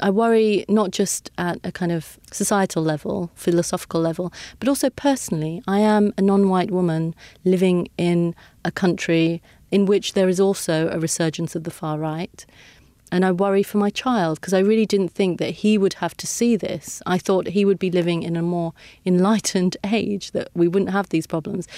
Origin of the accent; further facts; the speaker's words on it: United Kingdom; I am British. I was born here. I've lived my whole life here.